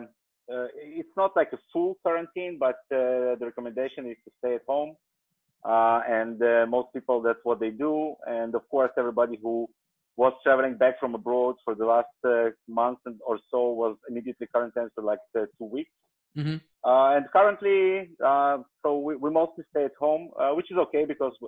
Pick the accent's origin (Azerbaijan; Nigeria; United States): Azerbaijan; now in Israel; I was born actually in the country which is currently known as Azerbaijan, but way back when it was part of the Soviet Union. So I was born in the Soviet Union, and I came here like almost 30 years ago